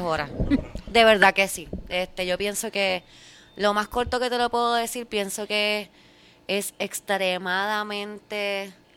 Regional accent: Puerto Rico; como puertorriqueños

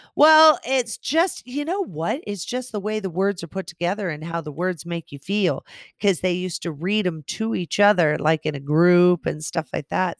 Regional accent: West Coast, United States; I'm from the West Coast.

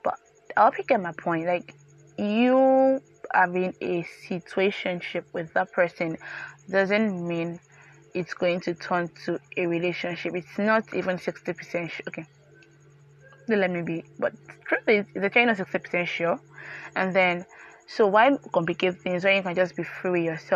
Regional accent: Yorubaland, Nigeria; I grew up in Yoruba land. I'm a proper Nigerian

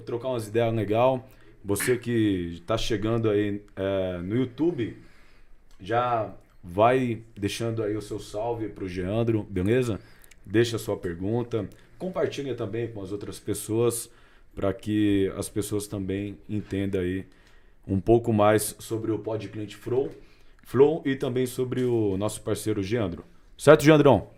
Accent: Cunha, São Paulo, Brazil; Lá de Cunha, minha cidade raiz

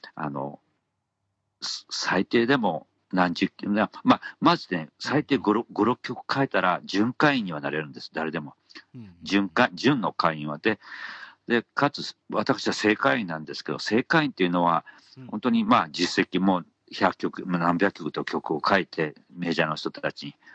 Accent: Hiroshima, Japan; 地元広島岡山鳥取

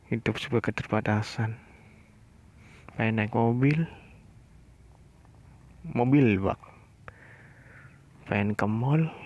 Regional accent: Tegal, Central Java, Indonesia; saya dari Tegal tapi bukan anak nakal

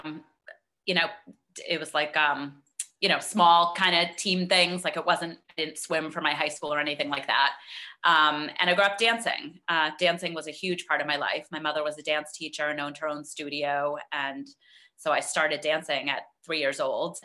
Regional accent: Boston, Massachusetts, United States; moved away as an adult; now in Connecticut, United States; I am from the Boston area, originally. Grew up there, lived there until we moved to Connecticut about 15 years

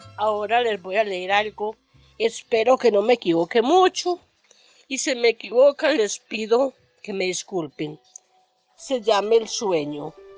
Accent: Caicedo, Antioquia, Colombia; moved away as an adult; now in Medellín, Colombia; soy paisa. Vengo del municipio, un municipio llamado Caicedo, Antioquia.

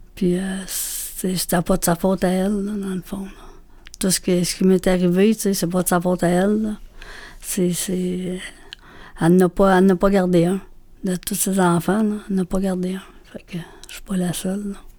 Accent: Montreal, Quebec, Canada; je suis née à Montréal

